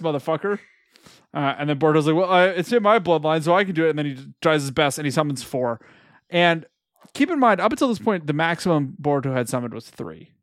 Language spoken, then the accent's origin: English; California, United States; We're all raised Californians.